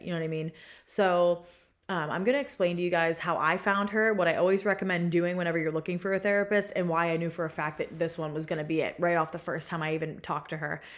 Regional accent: Pennsylvania, United States; moved away as an adult; now in Austin, United States; I am from Pennsylvania

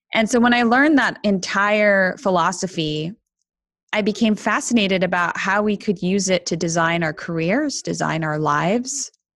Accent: Canada; also born or lived in Argentina / Toronto / Montreal; I was born in Argentina to Argentine parents, but I grew up in Canada

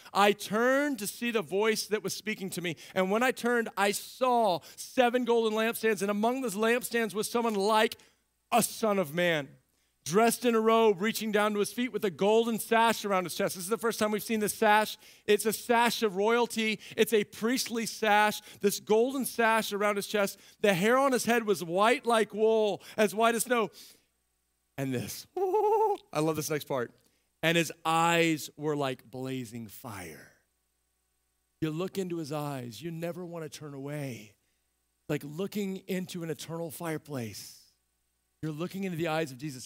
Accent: Central Texas, United States; moved away; I grew up in Central Texas

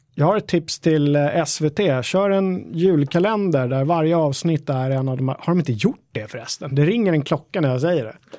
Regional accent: Stocksund, Stockholm County, Sweden; Där jag växte upp i Stocksund

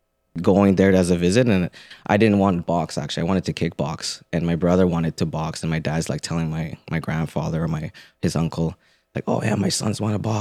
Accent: Philippines; And again, just being Filipino, I remember watching B-Hop in Trinidad when I was a kid

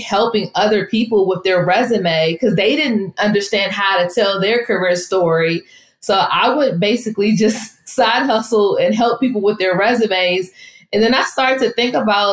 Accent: Washington, District of Columbia, United States; I am from the Washington, D.C. area

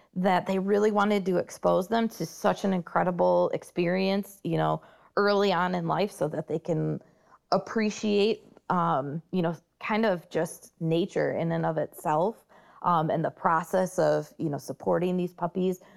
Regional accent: Michigan, United States; moved away as an adult; Leader Dogs for the Blind is based out of Michigan, and that's actually my home state

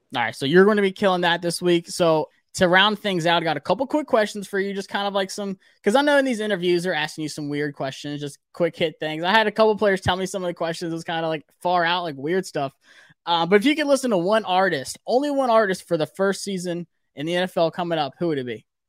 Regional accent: Greenville, South Carolina, United States; I'm from Greenville

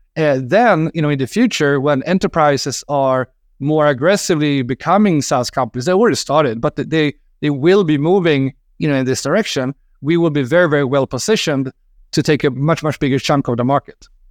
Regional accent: Sweden; I'm from Sweden, and in Sweden we like licorice

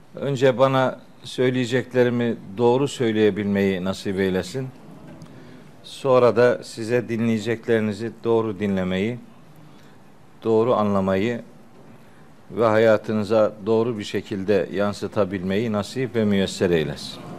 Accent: Çaykara, Trabzon, Turkey; moved away; Of'luyuz. Elhamdülillah, Çaykaralıyız

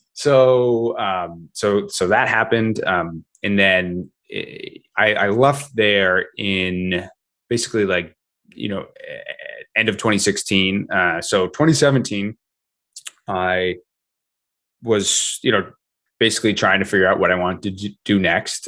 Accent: Vermont, United States; I grew up in Vermont

